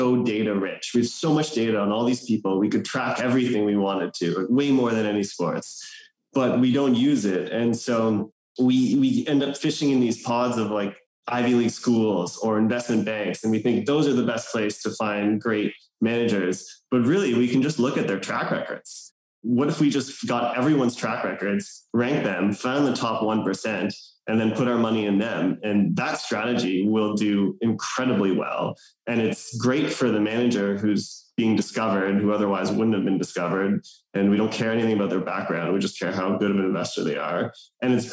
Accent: Canada; moved away as an adult; now in New York, United States; I grew up in Canada. And now I'm living in New York. I've been here for 13 years

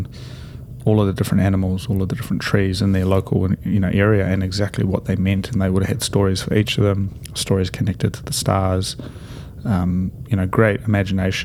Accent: near Havelock North, Hawke's Bay, New Zealand; I used to go for these walks in the redwoods in Havelock North, so near my hometown

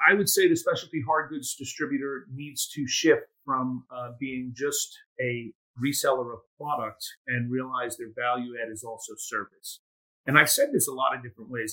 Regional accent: United States; I was born and raised in the United States, but a first generation to immigrant parents

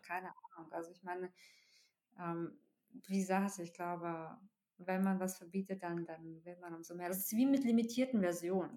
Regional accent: Russia; now in Germany; ich komme ja aus Russland

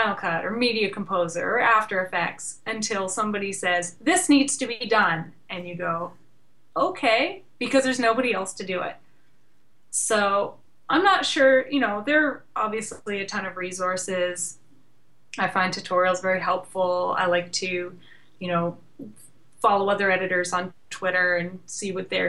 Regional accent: Canada; I'm Canadian

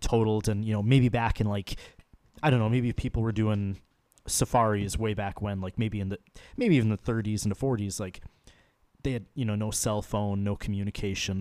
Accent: Chicago, Illinois, United States; I was born in Chicago

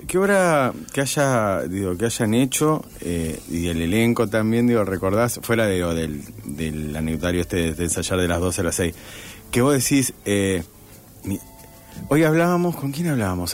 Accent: Rosario, Santa Fe, Argentina; yo soy rosarino puro y duro

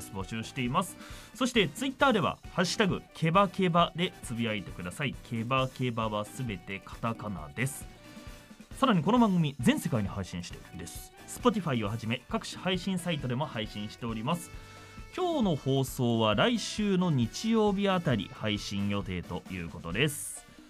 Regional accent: Nagoya, Aichi, Japan; 名古屋生まれ、名古屋育ち、シービーシーアナウンサー

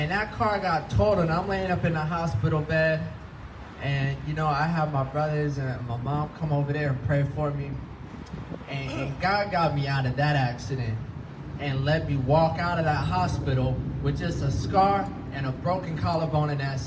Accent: Florida, United States; now in California, United States; I'm from Florida, and I'm living in California

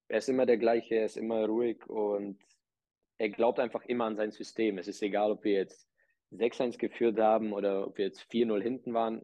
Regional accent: Czechia; moved away; Ich bin, äh, bin in Tschechien geboren

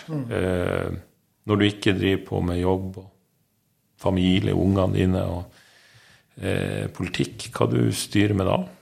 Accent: Northern Norway, Norway; moved away; jeg er nordlending

